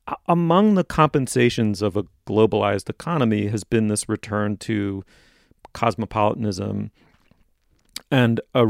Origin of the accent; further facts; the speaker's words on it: New York City, New York, United States; I mean, I grew up in New York in the 1970s, you know, it was famously a bankrupt city.